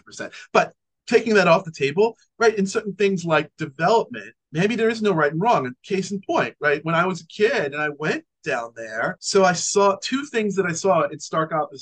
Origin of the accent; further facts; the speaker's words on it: New York, United States; as a New Yorker